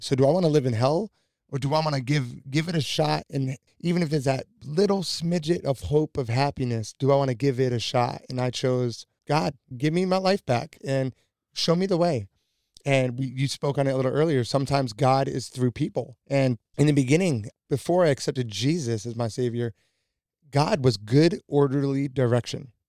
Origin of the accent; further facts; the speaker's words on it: New York, United States; I was born and raised in New York.